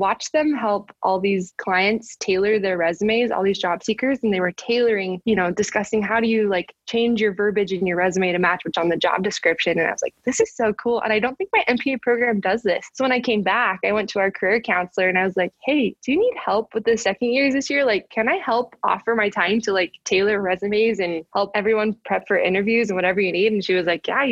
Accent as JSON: {"language": "English", "region": "Utah", "country": "United States", "said": "I was from Utah"}